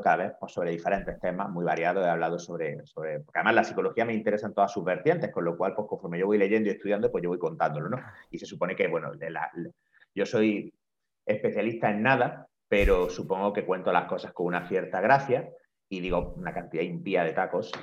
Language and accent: Spanish; Granada, Andalusia, Spain; moved away as an adult; also born or lived in Madrid; now in Barcelona, Spain; comencé a trabajar inmediatamente en eh, una consulta en mi ciudad natal, en Granada